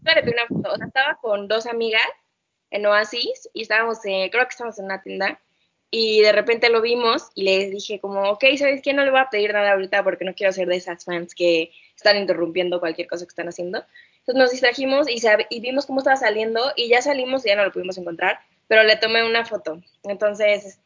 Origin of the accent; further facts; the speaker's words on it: Mexico; está bonito ser mexicano